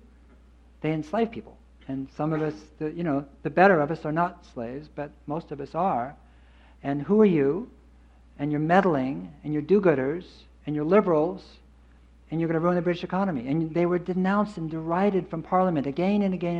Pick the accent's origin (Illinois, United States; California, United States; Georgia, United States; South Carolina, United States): California, United States; Berkeley; I grew up in Berkeley